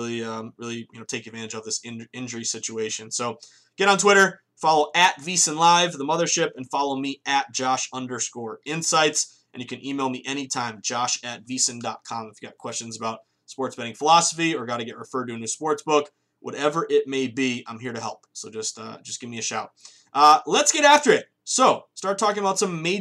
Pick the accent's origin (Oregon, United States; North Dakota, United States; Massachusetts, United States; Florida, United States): Massachusetts, United States; once Massachusetts goes legal, my home state